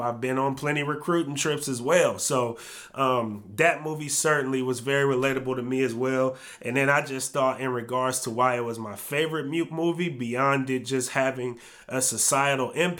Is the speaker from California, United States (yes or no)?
yes; California, United States; moved away as an adult; also born or lived in Oregon; I have a lot of childhood friends and people I grew up with that had gotten murdered during my stint growing up in California